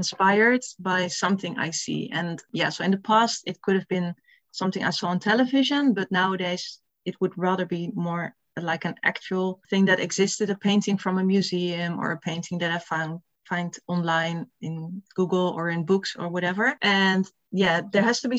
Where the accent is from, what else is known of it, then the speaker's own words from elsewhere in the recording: Netherlands; I'm from the Netherlands and I'm 47 years old.